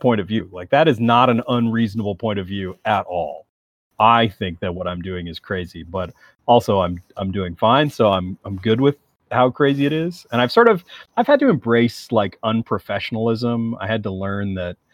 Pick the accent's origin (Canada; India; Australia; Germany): Canada; As a Canadian